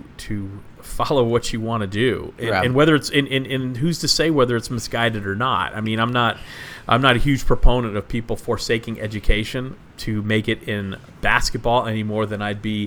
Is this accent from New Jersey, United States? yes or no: no; Texas, United States; I grew up in Texas